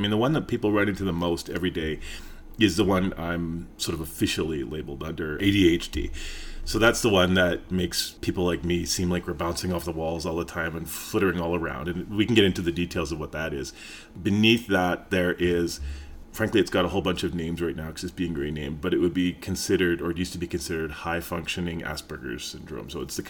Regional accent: Fort McMurray, Alberta, Canada; also born or lived in British Columbia / Edmonton; now in Calgary, Canada; Well, I grew up all over the place, mostly in BC and Alberta. Really early childhood along the West Coast, kind of middle childhood to early teens, Fort McMurray. Teens to mid-adult age, Edmonton, and then mid-adult age to now, Calgary.

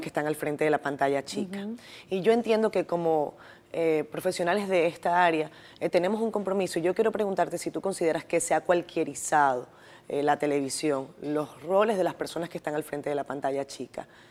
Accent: Venezuela; moved away; yo soy venezolana

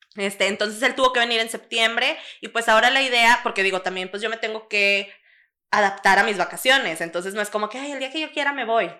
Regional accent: Mexico; now in Monterrey, Mexico; como mexicano, creo que nosotros somos muy dependientes como de nuestra familia

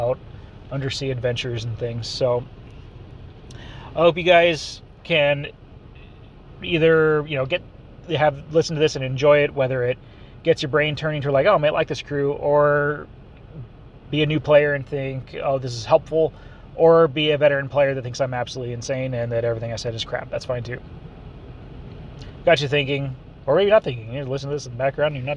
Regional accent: Southern California, United States; I'm from Southern California. I'm used to being by the ocean at just, you know, 20, 30 minutes away.

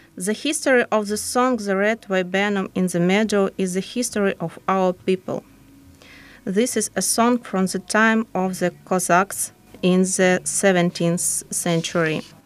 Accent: Ukraine; moved away as an adult; now in Ireland; from Ukraine

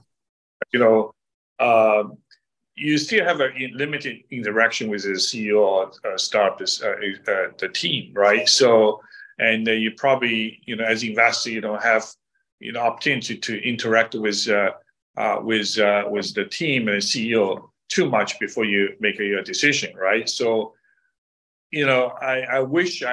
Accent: Shanghai, China; now in Silicon Valley, United States; I was born and raised in Shanghai

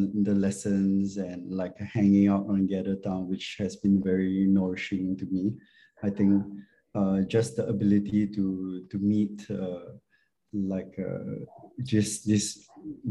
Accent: Singapore; I'm from Singapore.

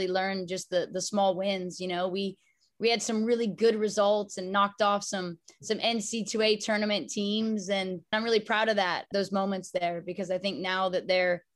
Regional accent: Palm Springs, California, United States; I came from a small town. I was from Palm Springs, California

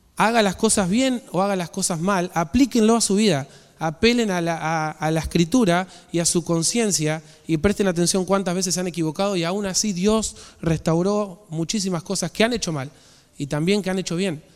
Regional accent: Argentina; nosotros como nación, Argentina

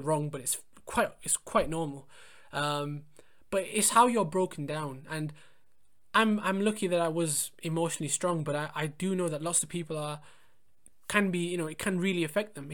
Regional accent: England, United Kingdom; I was born and brought up in England, but my parents were born in India.

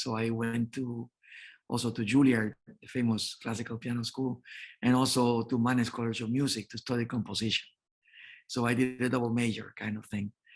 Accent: Santo Domingo, Dominican Republic; moved away as an adult; also born or lived in New York; I was born in the Dominican Republic, in Santo Domingo, Dominican Republic, and in 1979, then I moved to New York

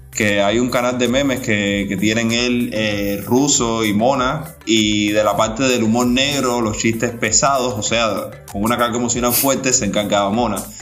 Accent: Cuba; como cubanos y cubanos de esta nueva generación

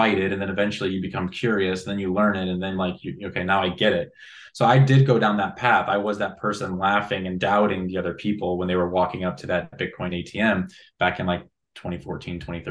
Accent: Illinois, United States; I already mentioned a really small town in the state of Illinois

